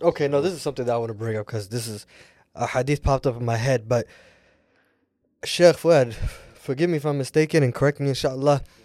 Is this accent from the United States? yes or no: yes; United States; I'm an American and Somali